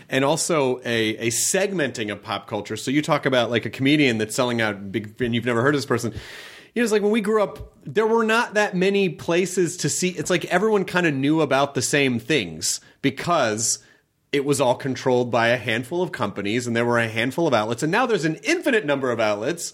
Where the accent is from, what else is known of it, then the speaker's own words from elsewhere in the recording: Memphis, Tennessee, United States; I grew up in Memphis